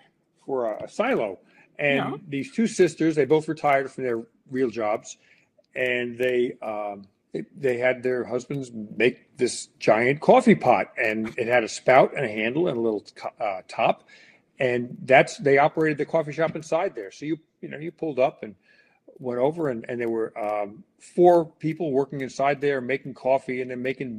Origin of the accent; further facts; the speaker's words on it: United States; And I have to apologize because, you know, I'm an American.